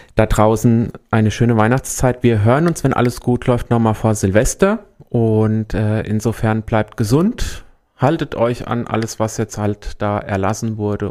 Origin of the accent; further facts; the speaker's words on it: Büdingen, Hesse, Germany; also born or lived in Neu-Isenburg; now in Main-Kinzig-Kreis, Germany; Ich komme ursprünglich aus Büdingen, ich bin ah. aus der Wetterau gebürtig